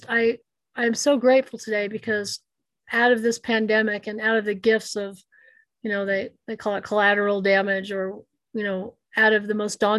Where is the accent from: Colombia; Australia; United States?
United States; I'm Native American